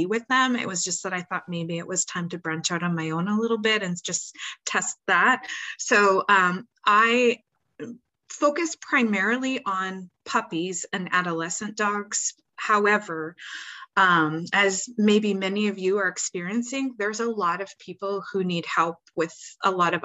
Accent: Canada; also born or lived in Seattle, United States; now in Carolina, United States; I'm Canadian

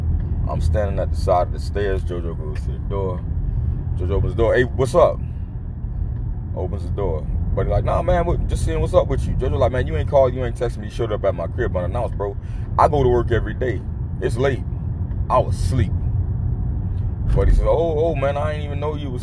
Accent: Miami, Florida, United States; now in Nashville, United States; my hometown of MIA

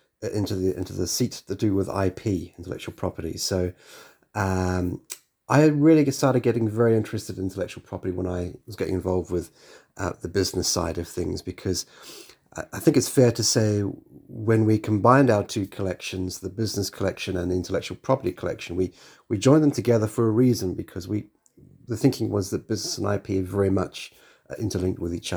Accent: New Zealand; moved away as an adult; now in London, United Kingdom; being a New Zealander

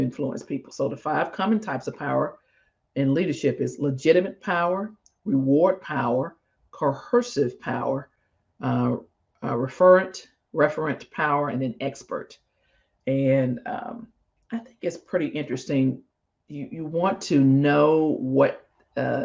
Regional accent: Mississippi, United States; moved away; I grew up in Mississippi

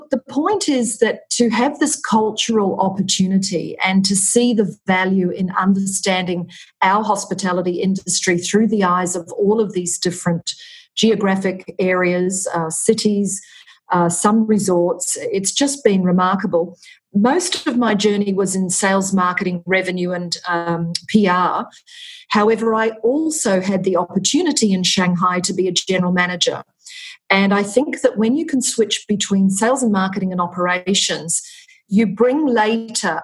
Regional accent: Australia; accent: Australian; moved away as an adult; also born or lived in Vietnam; now in Dubai, United Arab Emirates; I am Australian, as probably the listeners can tell from my accent

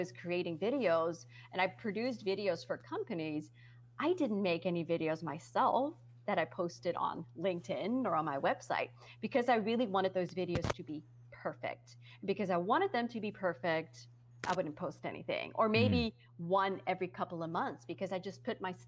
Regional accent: Netherlands; English is a second language; moved away; also born or lived in United States; I am from the Netherlands and I was on TV in the USA. And so that was, you know, I always felt very conscious about my accent

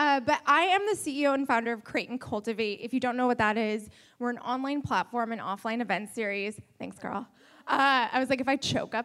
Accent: Florida, United States; moved away; I'm from Florida

